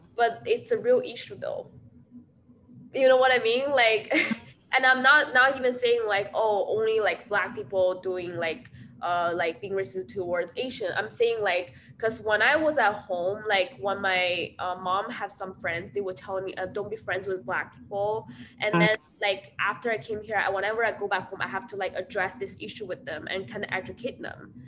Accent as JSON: {"language": "English", "country": "China", "moved": "yes", "lives_now": "Iowa, United States", "said": "I'm from China"}